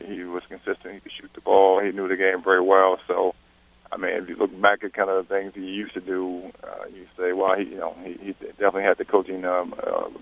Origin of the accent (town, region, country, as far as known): Harrisonburg, Virginia, United States; born or raised there